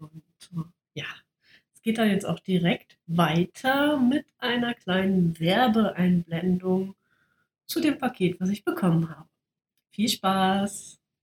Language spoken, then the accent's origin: German; Bad Pyrmont, Lower Saxony, Germany; moved away; zu Hause in meinem, äh, meinem Heimatdorf, sage ich mal, also in Bad Pyrmont.